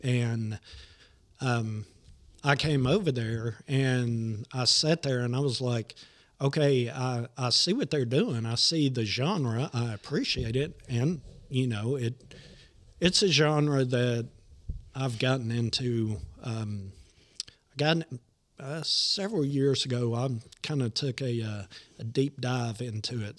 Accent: Nashville, Tennessee, United States; I'm born and raised in Nashville

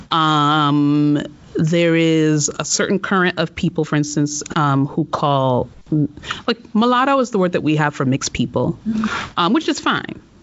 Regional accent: United States; I grew up in America

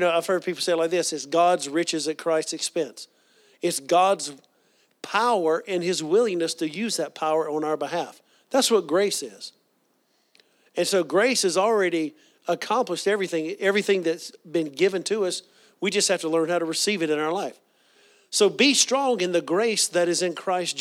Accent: the South, United States; growing up in the South

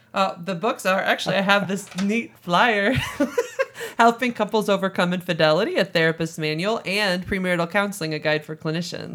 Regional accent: St. Louis, Missouri, United States; also born or lived in Hawaii; I'm actually from Saint Louis, Missouri, right here

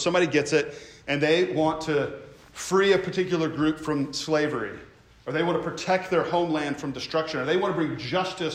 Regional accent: United States; who we are as Americans

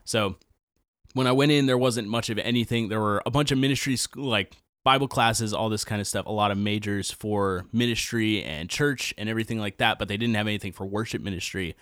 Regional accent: Nashville, Tennessee, United States; I grew up in Nashville, uh, born and raised

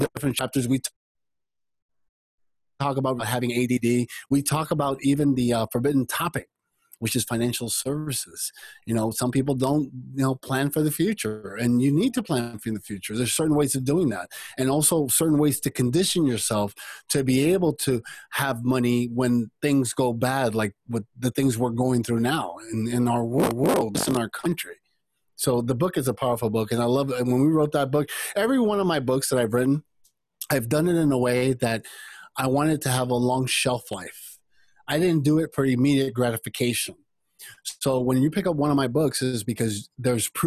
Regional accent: United States; also born or lived in Cuba; when I came to the United States, I came with my mother

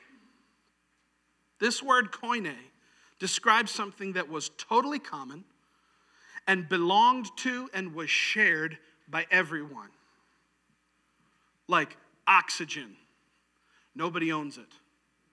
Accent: New York, United States; moved away; where I grew up in New York

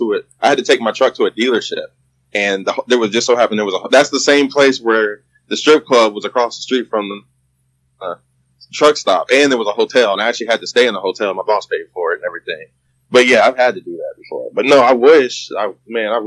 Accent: Indiana, United States; also born or lived in Ohio; I relocated from Ohio to Indiana, which is my hometown anyway

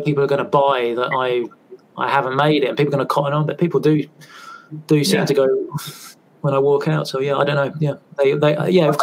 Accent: England, United Kingdom; now in Scottish Highlands, United Kingdom; I live up in the Highlands, you know, in Scotland. And because I'm an Englishman

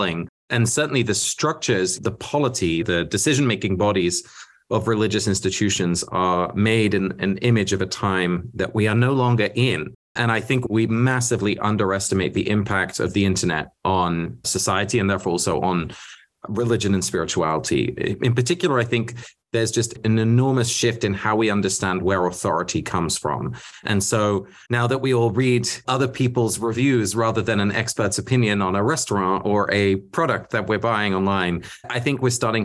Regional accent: England, United Kingdom; first language Dutch; English is a second language; I grew up in England. My parents are both Dutch. So I was a Dutch-speaking little kid in England

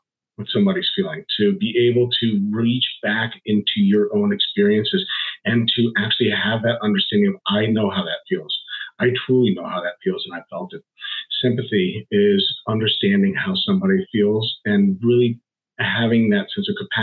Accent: Washington, District of Columbia, United States; moved away as an adult; also born or lived in Arizona; now in East Lansing, United States; I'm originally a Washington, D.C. native and transplant to Michigan. I came out here in about 2014.

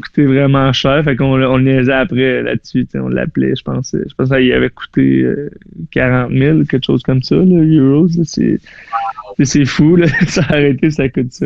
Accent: Saint-Jérôme, Quebec, Canada; moved away; also born or lived in Florida; je viens de Saint-Jérôme, j'ai joué pour les Lions de Saint-Jérôme

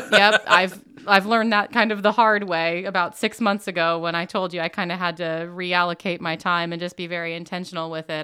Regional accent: Muncie, Indiana, United States; also born or lived in Jackson, Mississippi; Originally, I was actually born in Jackson, Mississippi, but for all intents and purposes, I've always been here in Muncie. Um, I was a Burris kid

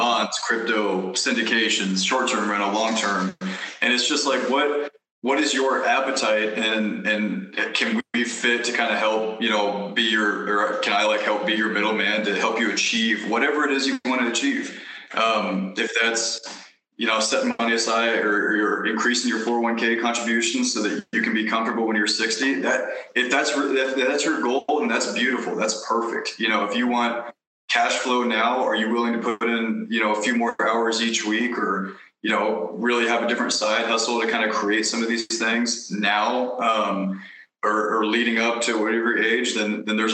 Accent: Kansas City, United States; moved away; I'm from Kansas City

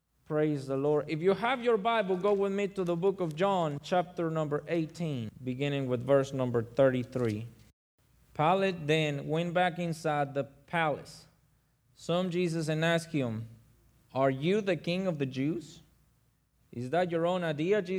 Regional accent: Mexico; now in Oxford, United States; I'm from Mexico, but I live in Oxford

